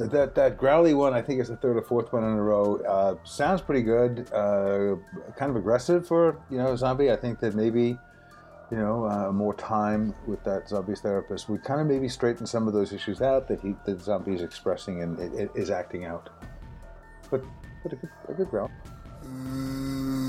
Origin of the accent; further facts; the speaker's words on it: New York City, New York, United States; also born or lived in Hawaii; now in Los Angeles, United States; I grew up in New York City